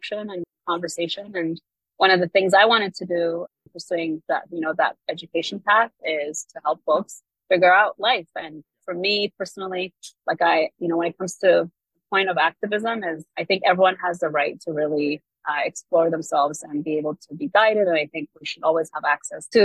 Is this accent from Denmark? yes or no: no; Kenya; I am Kenyan